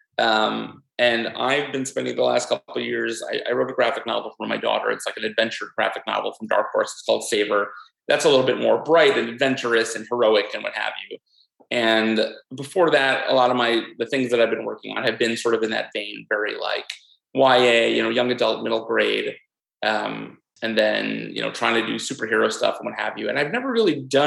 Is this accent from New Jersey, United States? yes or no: no; New York, United States; me as a New Yorker